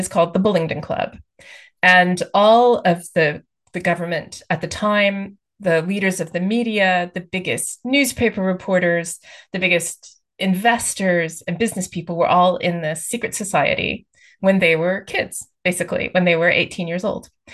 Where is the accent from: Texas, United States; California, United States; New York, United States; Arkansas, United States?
Texas, United States; moved away as an adult; now in United Kingdom; I grew up in the states. I grew up actually in Texas